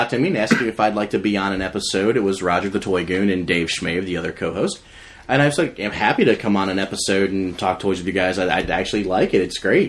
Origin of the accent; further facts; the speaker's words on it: United States; they're from Canada, I'm from America